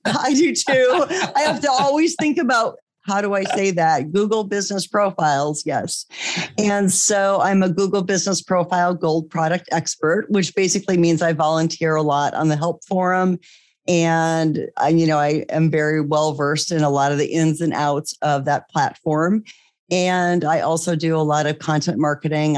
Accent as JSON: {"language": "English", "region": "Iowa", "country": "United States", "also_born_or_lived": "California", "moved": "as an adult", "said": "we eventually moved back to the Midwest. I'm from Iowa originally"}